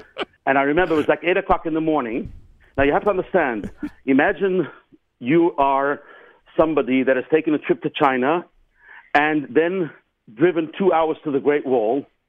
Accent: England, United Kingdom

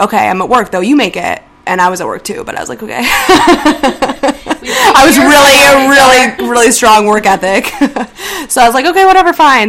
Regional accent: Chicago, Illinois, United States; moved away as an adult; now in New York, United States; I'm from Chicago. I just moved to New York like 6 months ago.

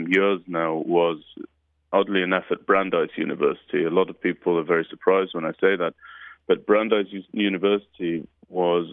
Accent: United Kingdom; moved away; my upbringing in the UK

